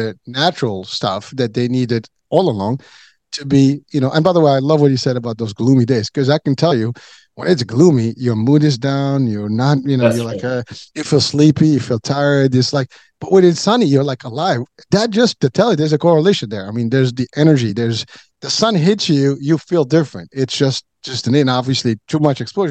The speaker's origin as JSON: {"language": "English", "country": "Morocco", "tie": "born or raised there", "moved": "yes", "said": "I grew up, you know, when I was a kid, I was in Africa"}